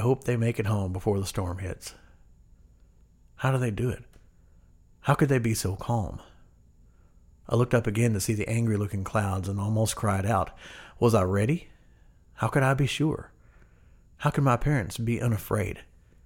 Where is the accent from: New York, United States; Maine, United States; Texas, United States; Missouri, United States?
Missouri, United States; Cooter; also born or lived in Waukegan, Illinois / Zion, Illinois; we would move to a small southeastern Missouri town on the border of Arkansas called Cooter. Yes, Cooter. I went to Cooter High School